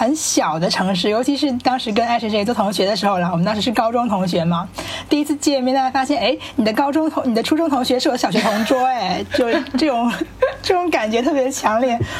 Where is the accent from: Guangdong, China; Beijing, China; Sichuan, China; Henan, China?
Guangdong, China; Shenzhen; 我们有会说自己老家是哪里，比如说我就是老家是湖南